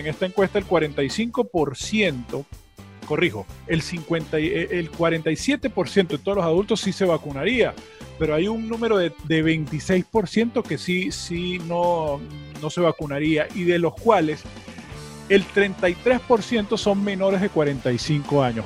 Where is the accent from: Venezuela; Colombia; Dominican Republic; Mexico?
Venezuela; moved away; also born or lived in Miami; nosotros como venezolanos